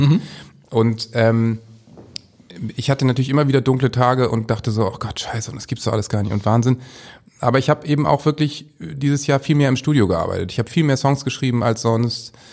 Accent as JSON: {"language": "German", "region": "Northern Germany", "country": "Germany", "said": "als Norddeutscher kann ich eben sagen"}